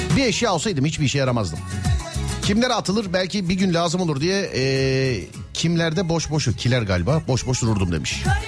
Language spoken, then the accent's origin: Turkish; Istanbul, Turkey; biz İstanbullular olarak trafiğe göre yaşıyoruz.